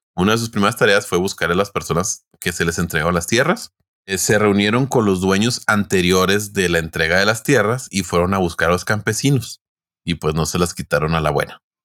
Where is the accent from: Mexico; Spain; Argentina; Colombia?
Mexico; uno como mexicano